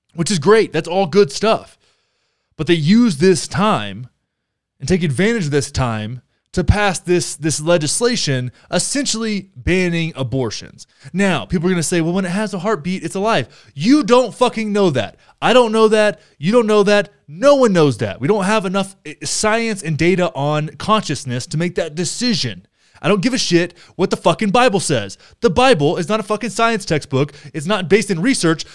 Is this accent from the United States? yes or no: yes; Texas, United States; I grew up in Texas